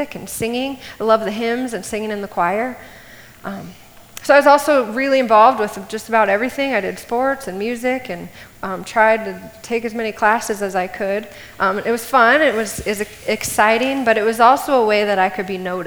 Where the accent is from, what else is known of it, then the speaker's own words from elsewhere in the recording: Cedar Falls, Iowa, United States; I grew up here in Cedar Falls